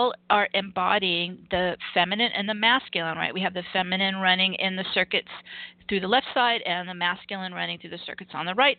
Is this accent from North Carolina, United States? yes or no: no; Los Angeles, California, United States; moved away; I'm from Los Angeles.